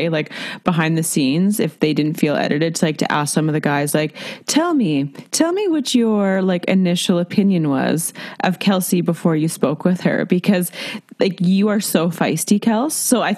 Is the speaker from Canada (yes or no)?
yes; Canada; we're Canadian